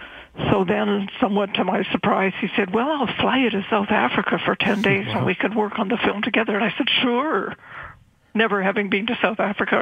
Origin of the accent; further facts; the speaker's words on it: Victoria, British Columbia, Canada; Well, I grew up in Victoria, and my parents had a summer place on the seashore